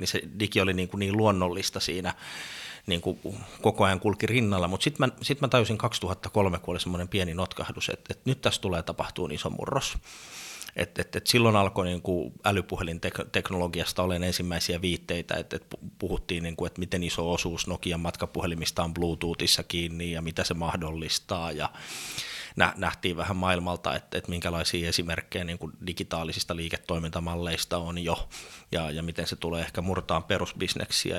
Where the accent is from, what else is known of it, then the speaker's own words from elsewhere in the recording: Sastamala, Pirkanmaa, Finland; moved away; also born or lived in Helsinki; Mä oon kotoisin Sastamalasta, pieneltä paikkakunnalta yrittäjäperheestä